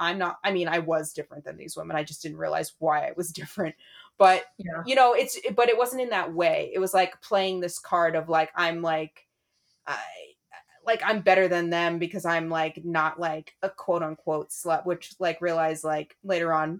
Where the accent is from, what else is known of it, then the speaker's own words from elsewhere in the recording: New York City, New York, United States; moved away; I'm from New York City. I'm from yeah. Brooklyn